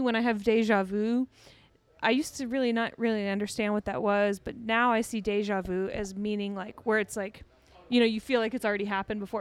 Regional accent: Deer Park, Texas, United States; I grew up in Deer Park

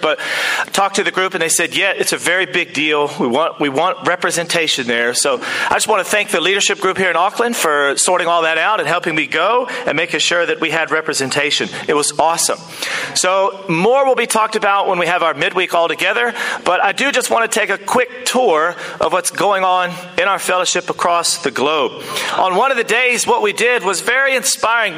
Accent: United States; now in New Zealand; I am back from the United States of America, and it's a great place. It's where I'm from

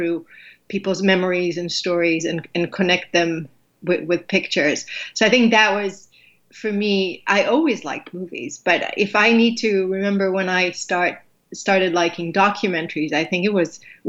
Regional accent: Israel; moved away; I grew up in Israel

